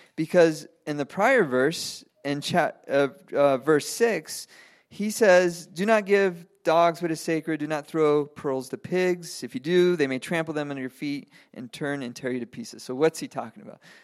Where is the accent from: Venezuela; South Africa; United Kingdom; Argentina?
Venezuela; moved away; I grew up in Venezuela. I speak, I speak Spanish